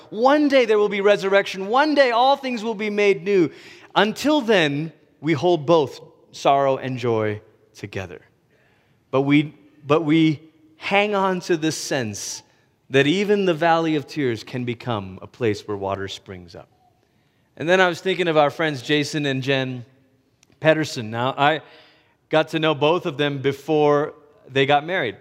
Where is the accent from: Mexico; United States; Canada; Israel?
United States; me, a Malaysian American